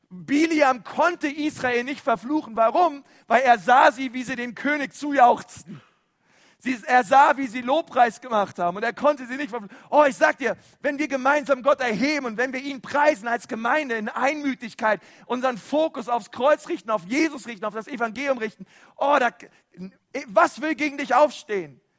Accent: Germany; wir sind ja Deutsche, ich weiß, und andere sind ein bisschen extrovertierte Deutsche, die erheben ein bisschen mehr ihre Stimme

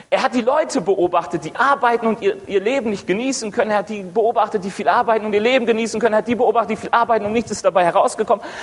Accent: North Rhine-Westphalia, Germany; eigentlich komme ich aus dem Ruhrgebiet, bin jetzt seit acht Jahren im Frankenland in der Ecclesia Rot und es macht Spaß hier.

